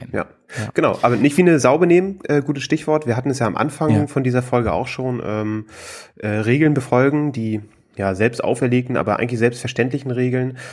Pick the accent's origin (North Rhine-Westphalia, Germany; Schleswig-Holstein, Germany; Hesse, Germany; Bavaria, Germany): Schleswig-Holstein, Germany; Flensburg; moved away as an adult; now in Hamburg, Germany; ich komme äh, ursprünglich aus Flensburg, äh, wohne jetzt in mhm. Hamburg seit no, ne, zweieinhalb Jahren